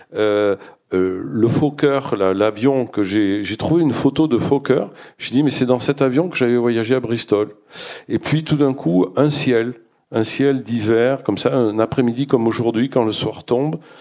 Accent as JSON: {"language": "French", "town": "Bordeaux", "region": "Nouvelle-Aquitaine", "country": "France", "said": "je suis bordelais"}